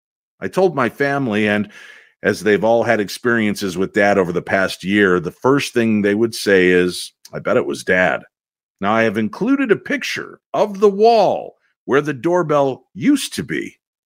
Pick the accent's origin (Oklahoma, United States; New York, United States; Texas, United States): New York, United States; Brooklyn; I was born in New York City, but we lived in a two-story brownstone in Brooklyn Heights.